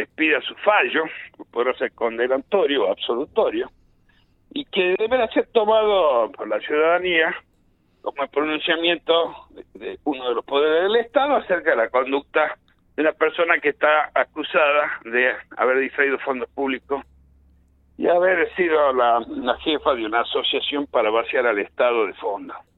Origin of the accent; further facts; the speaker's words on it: Argentina; Yo soy argentino